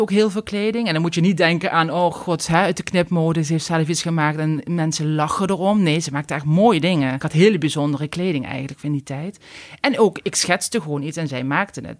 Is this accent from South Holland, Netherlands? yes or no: no; Limburg, Netherlands; accent: Limburgish; moved away as an adult; now in Randstad, Netherlands; je hoort waarschijnlijk aan mijn accent wel dat ik Limburgse roots heb. Ehm, na 19 jaar Randstad heb ik nog steeds mijn accent